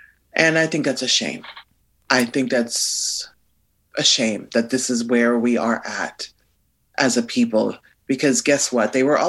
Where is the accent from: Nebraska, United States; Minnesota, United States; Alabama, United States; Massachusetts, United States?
Nebraska, United States; I'm from Nebraska, and I've lived most of my life in rural America.